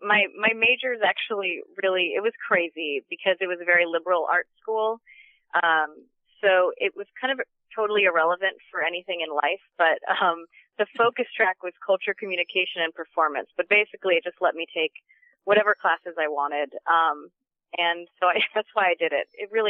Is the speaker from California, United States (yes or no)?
yes; Orange County, California, United States; also born or lived in Rhode Island / San Francisco; now in Los Angeles, United States; I grew up in Orange County, California, just south of L.A., so pretty close by, in a little bit of a bubble. And then I went to college in Rhode Island at Brown